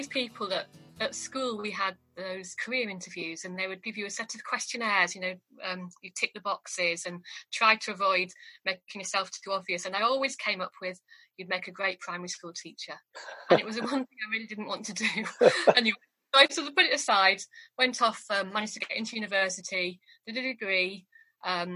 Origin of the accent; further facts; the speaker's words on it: York, Yorkshire and the Humber, United Kingdom; moved away as an adult; also born or lived in Durham / Suffolk; I came from York. My family lived in New York, but I obviously was away up at Durham